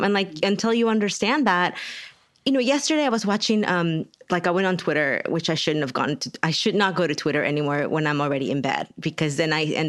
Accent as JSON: {"language": "English", "region": "Texas", "country": "United States", "said": "I'm from Texas, and when I say y'all"}